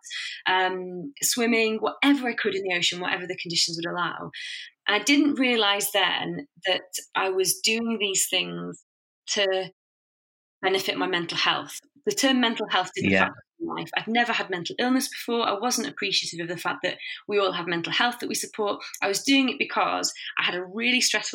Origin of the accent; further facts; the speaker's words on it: Warrington, North West England, United Kingdom; I grew up in Warrington, which is between two big cities, Manchester and Liverpool